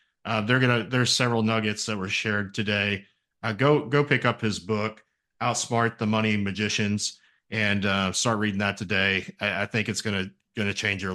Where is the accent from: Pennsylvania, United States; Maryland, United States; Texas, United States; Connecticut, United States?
Texas, United States; San Marcos; Gil's Broiler, San Marcos, Texas, is my hometown